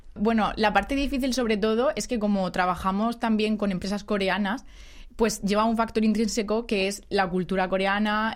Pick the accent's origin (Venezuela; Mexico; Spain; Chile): Spain; moved away as an adult; now in South Korea; la oficina todos somos españoles